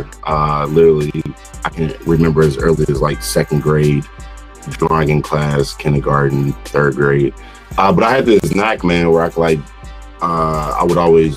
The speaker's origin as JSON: {"language": "English", "town": "St. Louis", "region": "Missouri", "country": "United States", "tie": "born or raised there", "also_born_or_lived": "Chicago, Illinois", "moved": "as an adult", "said": "I'm from St. Louis, Missouri. I was born and raised there, but I was molded in Chicago. I did my last 12 years in Chicago"}